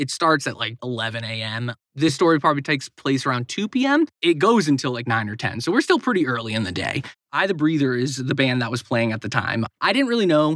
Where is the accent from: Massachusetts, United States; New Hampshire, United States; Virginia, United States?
New Hampshire, United States; Barnstead; also born or lived in Boston area; So I grew up in a little town called Barnstead, New Hampshire.